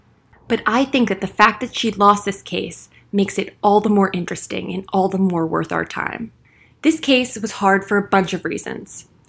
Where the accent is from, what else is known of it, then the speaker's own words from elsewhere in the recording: Florida, United States; my home state of Florida's law